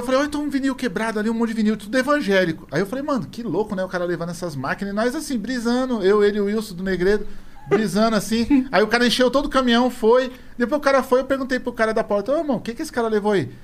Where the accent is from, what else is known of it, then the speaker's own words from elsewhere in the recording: Jardim Comercial, São Paulo, Brazil; also born or lived in Valo Velho; nasci no Valo Velho. Depois de três anos de idade, meu pai comprou um terreno dentro da favela do Jardim Comercial